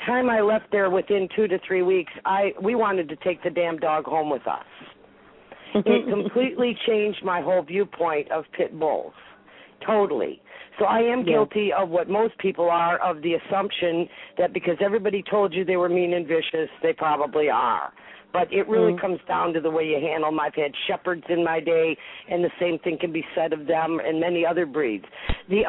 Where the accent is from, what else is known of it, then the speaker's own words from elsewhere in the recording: Detroit, Michigan, United States; moved away as an adult; also born or lived in Roseville, Michigan; now in Ontario, Canada; I grew up in Detroit